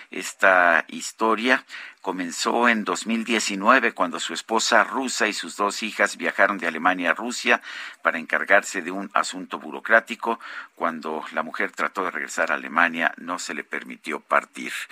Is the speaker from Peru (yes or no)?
no; Azcapotzalco, Mexico City, Mexico; de Azcapo de Azcapo.